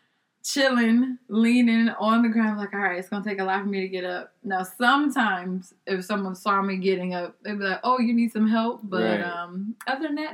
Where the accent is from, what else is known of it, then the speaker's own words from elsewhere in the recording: Texas, United States; I'm from Texas